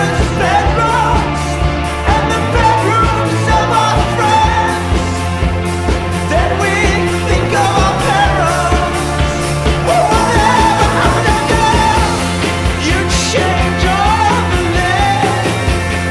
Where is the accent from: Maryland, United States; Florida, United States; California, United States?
Maryland, United States; Shady Grove; moved away as an adult; also born or lived in Ohio / Marseille, France; now in New York City, United States; I grew up right outside of D.C.